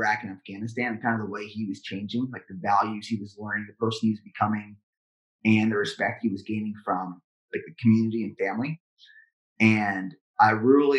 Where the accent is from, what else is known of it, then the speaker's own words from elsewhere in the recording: Central Pennsylvania, United States; now in Texas, United States; I'm from Central Pennsylvania